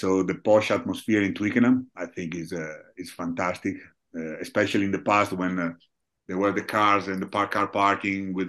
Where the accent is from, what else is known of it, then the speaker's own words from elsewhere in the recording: Rovigo, Veneto, Italy; English is a second language; moved away as an adult; now in Treviso, Italy; I'm originally from Rovigo. Now I live in Treviso, but originally from Rovigo